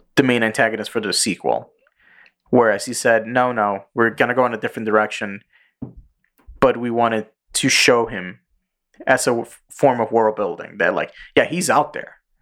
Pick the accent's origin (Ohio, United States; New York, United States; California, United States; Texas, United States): New York, United States; New York City; English is a second language; I'm a fucking Puerto Rican kid going to public school in the Bronx